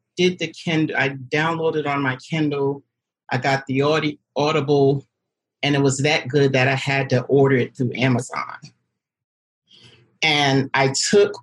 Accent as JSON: {"language": "English", "town": "New York City", "region": "New York", "country": "United States", "moved": "yes", "lives_now": "Detroit, United States", "said": "I am from Brooklyn, New York, but I live in Detroit, Michigan"}